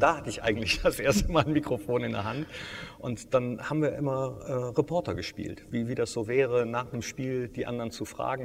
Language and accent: German; Mönchengladbach, North Rhine-Westphalia, Germany; gebürtiger Gladbacher bin